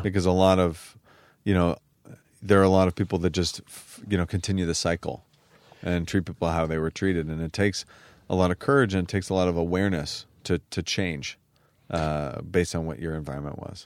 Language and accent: English; San Francisco, California, United States; growing up in San Francisco and in Silicon Valley